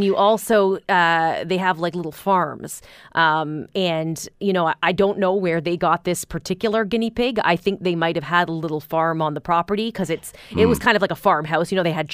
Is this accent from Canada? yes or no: yes; Canada; as a Canadian